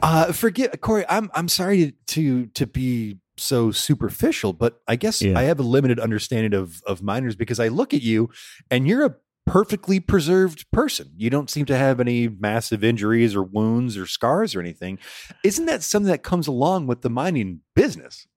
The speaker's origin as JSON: {"language": "English", "area": "just outside of Detroit", "region": "Michigan", "country": "United States", "tie": "born or raised there", "moved": "yes", "said": "I'm from Michigan and just outside of Detroit"}